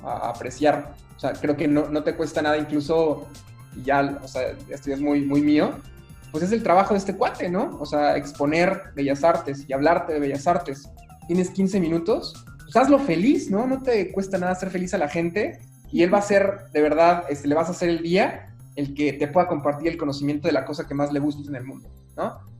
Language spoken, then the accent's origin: Spanish; Mexico; sí soy mexicano, más, más mexicano que el chile habanero